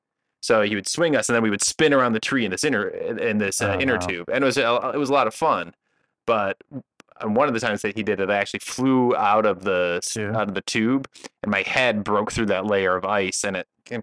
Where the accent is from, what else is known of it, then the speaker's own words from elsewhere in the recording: Detroit, Michigan, United States; So we grew up in Hockey Town.